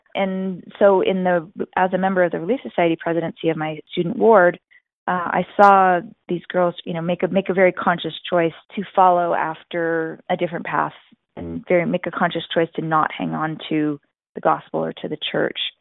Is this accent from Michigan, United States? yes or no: no; New York, United States; growing up in New York